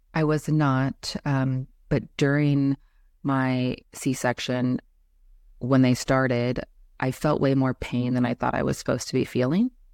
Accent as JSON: {"language": "English", "town": "Indianapolis", "region": "Indiana", "country": "United States", "tie": "born or raised there", "also_born_or_lived": "Kansas City, Missouri / Florida / Tennessee / Nebraska", "said": "I was born in Kansas City, Missouri, but only briefly lived there, um, as a baby, and then I've spent the majority of my life in Indianapolis, Indiana"}